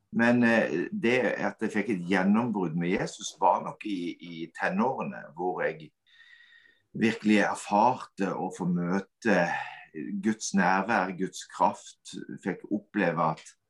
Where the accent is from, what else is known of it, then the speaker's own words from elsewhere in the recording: Kvinesdal, Agder, Norway; moved away as an adult; now in Stord, Norway; jeg er oppvokst i Kvinesdal. Flytta til Stord og har hatt de siste 20 årene her